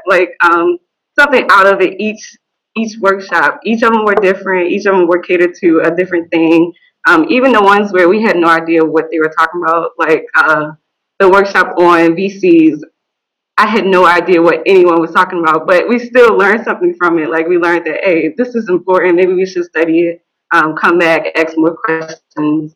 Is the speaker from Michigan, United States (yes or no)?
no; Baltimore, Maryland, United States; now in Washington, D.C., United States; where I'm from. I'm from Baltimore.